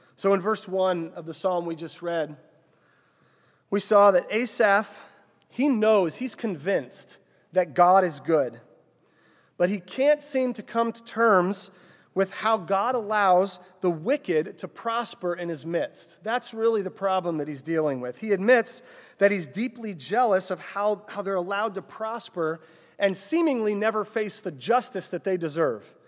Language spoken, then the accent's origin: English; Cissna Park, Illinois, United States; I grew up, uh, just north of here in Cessna Park, Illinois